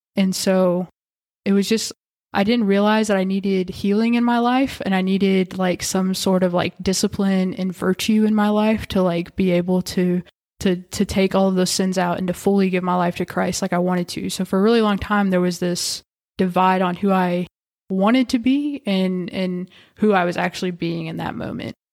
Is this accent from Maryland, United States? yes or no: no; Whitesville, Kentucky, United States; moved away as an adult; now in Owensboro, United States; I'm originally from Whitesville